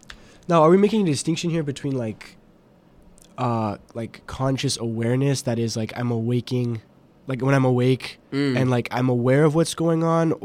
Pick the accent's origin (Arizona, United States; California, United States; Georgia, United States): Arizona, United States; Phoenix; moved away; I'm from Phoenix, Arizona.